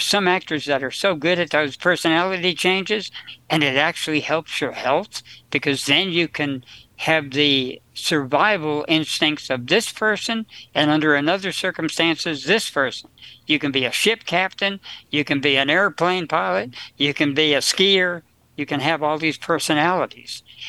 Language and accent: English; New Jersey, United States; I was raised in New Jersey on potatoes.